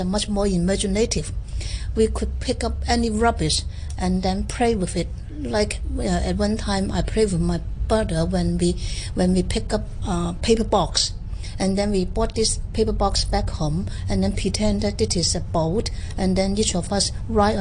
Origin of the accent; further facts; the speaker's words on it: Hong Kong; I was born in Sha Kee Wan, being the youngest of the family.